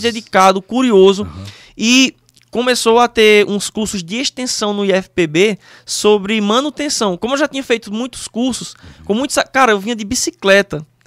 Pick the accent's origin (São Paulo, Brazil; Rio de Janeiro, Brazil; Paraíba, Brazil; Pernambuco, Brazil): Paraíba, Brazil; Monteiro; eu sou do interior da Paraíba, Monteiro, uma cidadezinha pequena. Uhum. Como se não bastasse isso, até os meus 15 anos de idade, eu morei num sítio